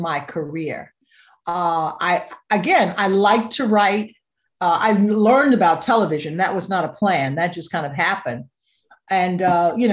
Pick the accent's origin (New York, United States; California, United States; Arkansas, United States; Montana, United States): Arkansas, United States; Little Rock; now in Boston, United States; I grew up in Little Rock, Arkansas, at a time when Martin Luther King was just beginning